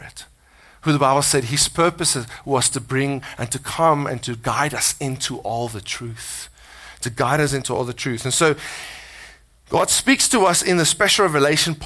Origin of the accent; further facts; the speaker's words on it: South Africa; accent: South African; now in United States; my South Africanness, you know, my accent